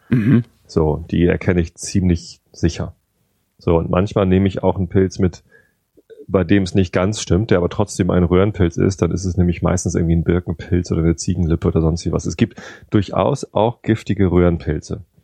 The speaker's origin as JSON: {"language": "German", "region": "Northern Germany", "country": "Germany", "said": "hier bei uns in Norddeutschland, wir leben halt auf dem Lande"}